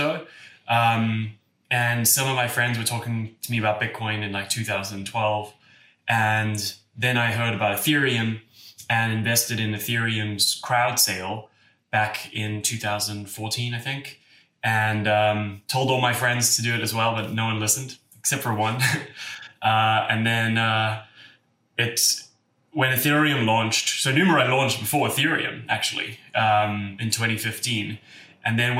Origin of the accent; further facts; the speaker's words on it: Cape Town, Western Cape, South Africa; moved away as an adult; now in San Francisco, United States; I grew up in Cape Town